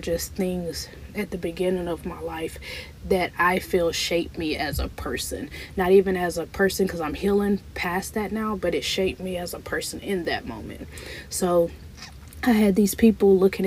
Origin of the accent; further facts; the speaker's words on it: Broaddus, Texas, United States; moved away as an adult; also born or lived in Dallas, Texas; now in Houston, United States; all my life I stayed in a small town, Broadus, Texas, San Augustine, Texas. It's a really small town where everybody knows everybody.